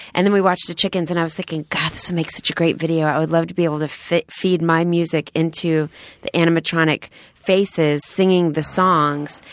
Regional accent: Texas, United States; I'm from Texas, too

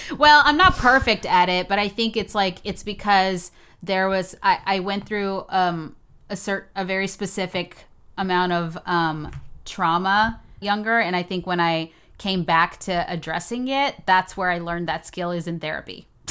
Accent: Texas, United States; moved away as an adult; also born or lived in Houston, Texas / New York; now in Los Angeles, United States; I'm from Texas

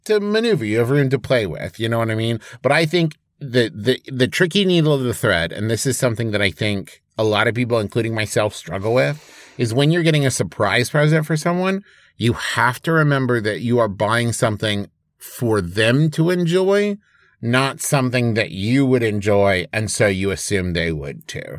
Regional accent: Huntington, West Virginia, United States; moved away; my hometown of Huntington, West Virginia

